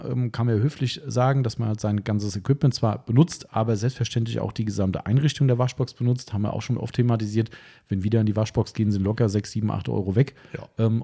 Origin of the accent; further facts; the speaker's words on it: Frankfurt, Hesse, Germany; okay, Spaß beiseite, muss man als Frankfurter halt so sagen.